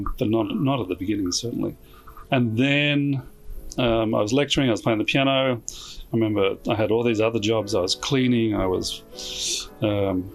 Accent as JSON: {"language": "English", "country": "Australia", "moved": "as an adult", "lives_now": "Chicago, United States", "said": "my background, I'm obviously Australian."}